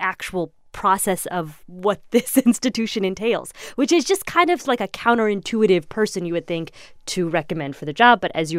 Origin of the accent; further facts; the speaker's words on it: Indiana, United States; I grew up in Indiana. I thought it was very, like, normal to have a police officer with a gun.